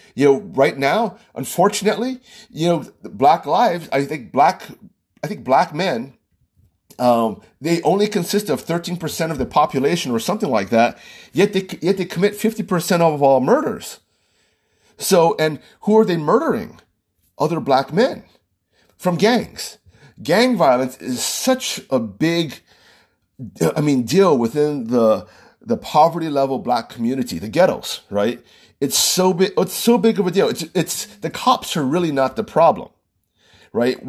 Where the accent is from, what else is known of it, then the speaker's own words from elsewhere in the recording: Oahu, Hawaii, United States; also born or lived in California; I was born and raised in Oahu